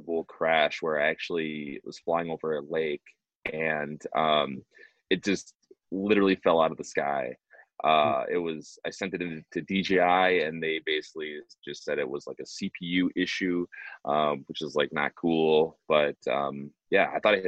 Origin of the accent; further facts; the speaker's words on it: Minneapolis, Minnesota, United States; I'm from Minneapolis